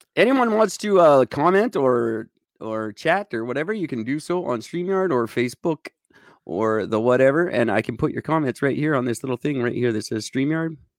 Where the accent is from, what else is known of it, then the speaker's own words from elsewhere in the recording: Canada; We're in all of them